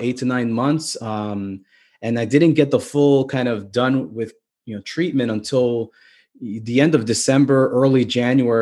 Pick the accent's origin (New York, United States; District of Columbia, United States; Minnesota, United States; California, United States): New York, United States; New York City; being a kid from the Bronx and a family that was growing up in the Bronx, which, you know, is one of the boroughs in New York City